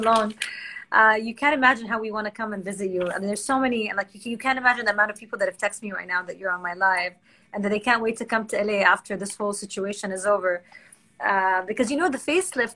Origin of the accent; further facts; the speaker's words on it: Jeddah, Makkah Province, Saudi Arabia; moved away as an adult; also born or lived in Boston, United States; now in Kuwait; I'm actually from Jeddah, but my husband's from Kuwait, so I'm speaking to you from Kuwait right now.